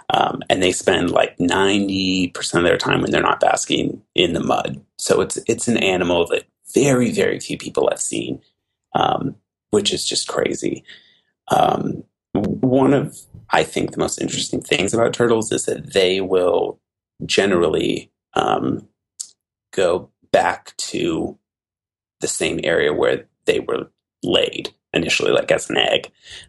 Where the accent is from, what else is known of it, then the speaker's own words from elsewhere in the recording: Oregon, United States; moved away as an adult; also born or lived in Massachusetts; I am from Oregon originally